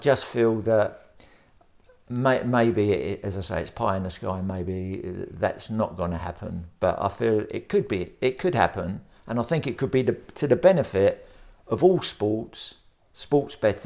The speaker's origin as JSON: {"language": "English", "region": "London", "country": "United Kingdom", "tie": "born or raised there", "said": "I was born in Bermondsey, South London"}